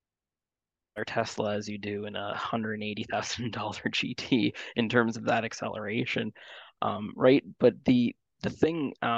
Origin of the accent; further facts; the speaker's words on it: Hamilton, Ontario, Canada; I'm from Hamilton, born and raised in Hamilton. I grew up in Stony Creek Mountain